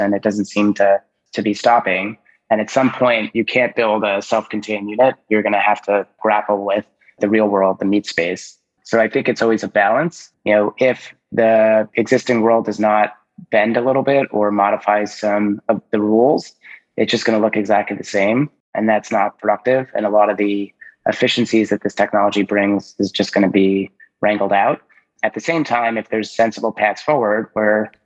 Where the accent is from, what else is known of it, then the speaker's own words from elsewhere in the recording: New Jersey, United States; I'm from New Jersey too